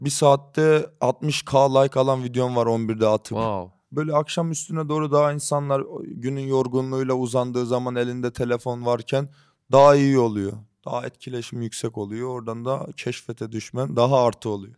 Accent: Rize Province, Turkey; accent: Rize; moved away as an adult; now in Istanbul, Turkey; Doğma büyüme Rizeliyim. Burada doğdum, İstanbul'da doğdum ama 5 e, sene burada kaldım. Ondan sonra full Rize'deydim.

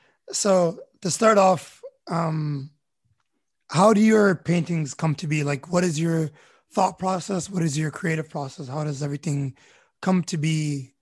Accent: Canada; also born or lived in Tripoli, Libya; I was born in Trablus and then we moved to Canada when I was a year old.

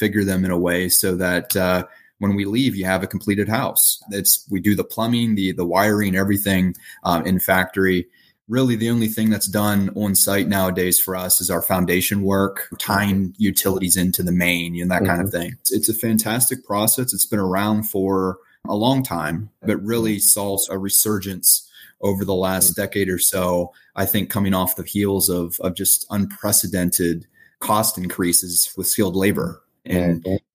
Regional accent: Pennsylvania, United States; now in California, United States; I live in California. Our team is in Pennsylvania. And I'm from Pennsylvania

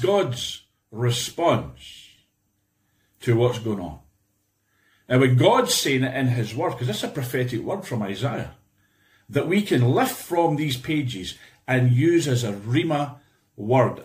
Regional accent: Scotland, United Kingdom; I'm speaking here today from Scotland, of course, and I'm Scottish, I'm British.

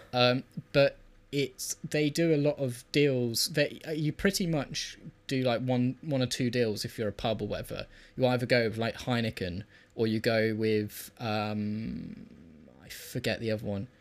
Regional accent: United Kingdom

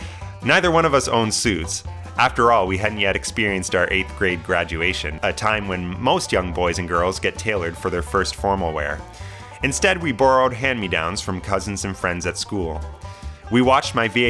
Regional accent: Kingston, Ontario, Canada; my hometown of Kingston

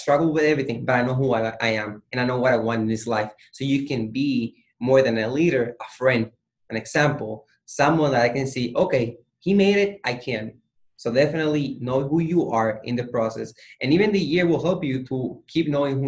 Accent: Puerto Rico; I'm from Puerto Rico.

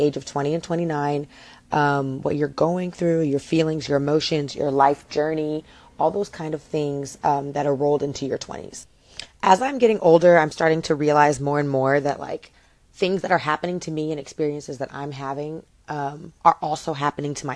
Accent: Lexington, Kentucky, United States; now in Miami, United States; I am from Lexington, Kentucky, and I rep that city to the death of me

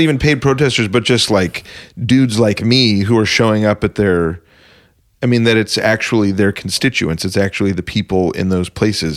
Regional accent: Arizona, United States; I'm from Arizona

